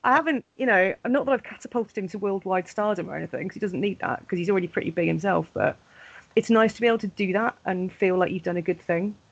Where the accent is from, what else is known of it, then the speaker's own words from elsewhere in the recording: Pontypridd, Wales, United Kingdom; Pontypridd a few years ago as well, which is my hometown